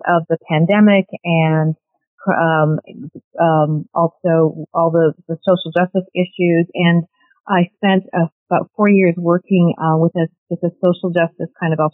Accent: Canada; moved away as an adult; also born or lived in Cameroon; now in New York City, United States; My family emigrated to Canada.

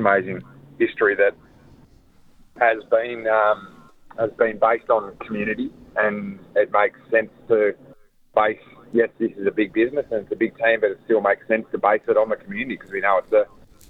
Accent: Bellerive, Tasmania, Australia; I grew up in Bellerive in the heart of the Clarence Football Club zone and territory

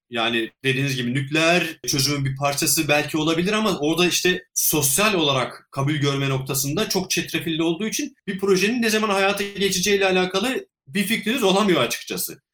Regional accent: Çubuk, Ankara, Turkey; moved away as an adult; now in Australia; Ben Ankara'da çubukta doğdum. Ee, ot endüstrümenliğini bitirene kadar da Ankara'da yaşadım

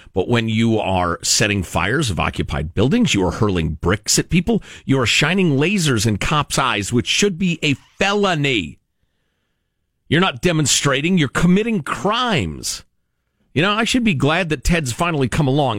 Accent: Chicago, Illinois, United States; moved away; my hometown

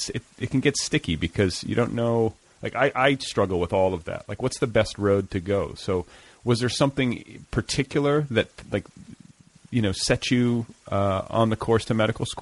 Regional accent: Wisconsin, United States; that's my hometown. That's where I was born.

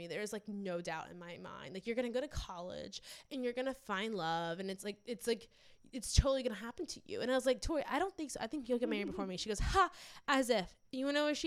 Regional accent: New Orleans, Louisiana, United States; growing up in New Orleans

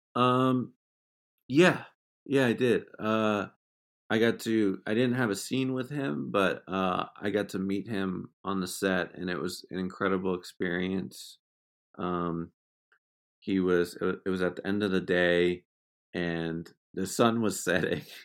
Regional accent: Exeter, New Hampshire, United States; moved away; I'm from Exeter, New Hampshire

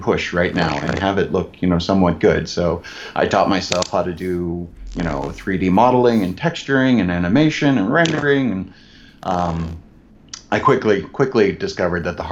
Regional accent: Chicago, Illinois, United States; I am originally from Chicago. I grew up in the southwest suburbs.

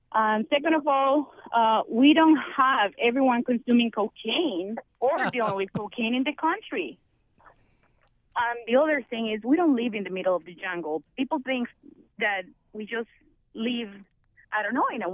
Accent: Colombia; now in Schaumburg, United States; I'm from Colombia.

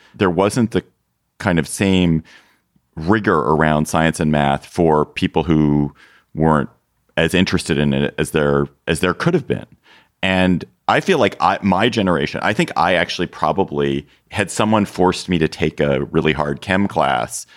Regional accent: Washington, District of Columbia, United States; Washington, D C, my hometown

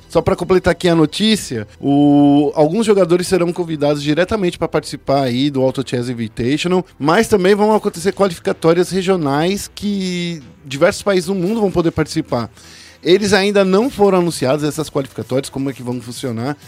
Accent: Brazil; a gente é brasileiro

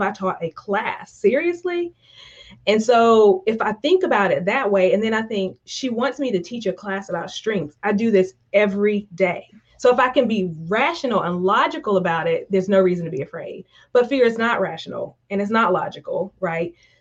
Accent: Eastern North Carolina, United States; I grew up in Eastern North Carolina, probably tell from my accent, I'm from the Deep South

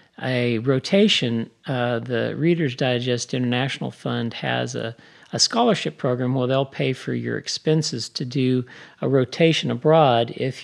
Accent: United States; also born or lived in Oklahoma / Kansas; now in Texas, United States; I grew up in Oklahoma and Kansas

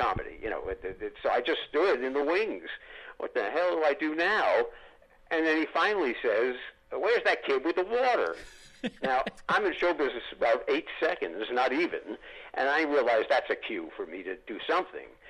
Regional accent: New York, United States; Growing up in New York, I could go down to 30 Rock

